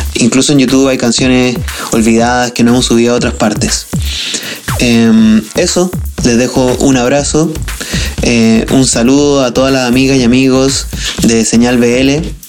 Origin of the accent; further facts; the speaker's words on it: southern Chile, Chile; moved away as an adult; now in Santiago, Chile; somos del sur de Chile y nos vinimos a Santiago a estudiar